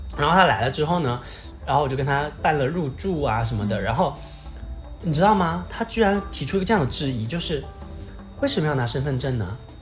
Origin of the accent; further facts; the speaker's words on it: Jiangxi, China; 我们俩是通过实习这件事认识的，对。在我们的家乡电视台